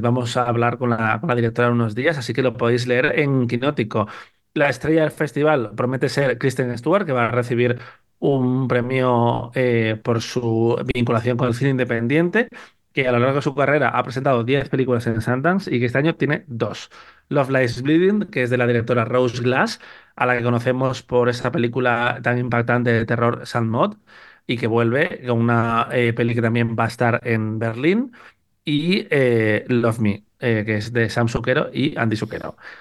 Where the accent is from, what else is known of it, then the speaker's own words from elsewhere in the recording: Spain; vez que nevó en mi pueblo, en Corces